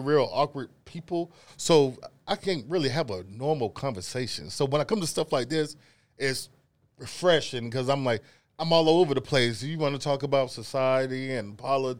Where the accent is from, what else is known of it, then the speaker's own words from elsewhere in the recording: Goldsboro, North Carolina, United States; I'm from North Carolina. Goldsboro, North Carolina